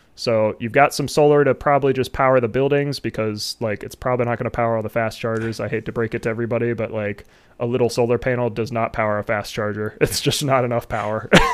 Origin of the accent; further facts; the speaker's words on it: Ohio, United States; I'd want it in like my home state.